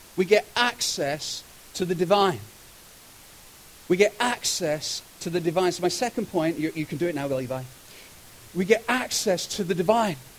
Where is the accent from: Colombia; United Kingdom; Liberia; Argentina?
United Kingdom; moved away as an adult; now in Kelowna, Canada; I'm from Britain